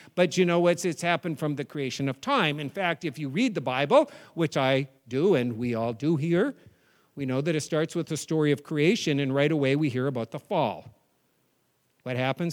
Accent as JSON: {"language": "English", "region": "New England", "country": "United States", "said": "I'm from New England"}